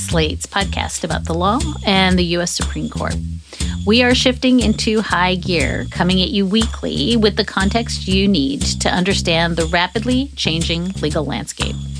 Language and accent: English; United States; I'm an American, I'm 46